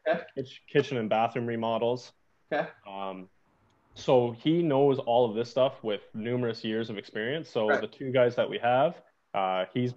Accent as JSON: {"language": "English", "town": "Toronto", "region": "Ontario", "country": "Canada", "moved": "as an adult", "lives_now": "Thunder Bay, Canada", "said": "We're both from Toronto"}